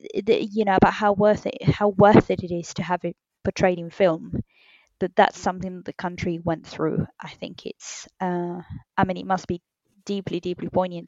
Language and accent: English; Argentina; I was born in Argentina and my family's descended from Britain and Italy.